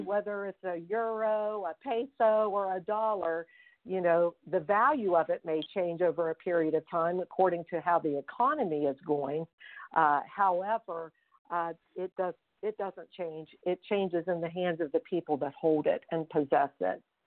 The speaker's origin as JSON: {"language": "English", "town": "Fairmont", "region": "West Virginia", "country": "United States", "tie": "born or raised there", "said": "I grew up in Fairmont, West Virginia, and I am one of seven children"}